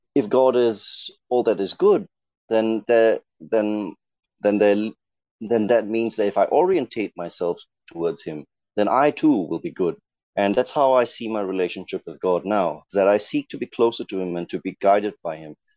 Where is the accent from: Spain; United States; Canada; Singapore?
Singapore; as a Singaporean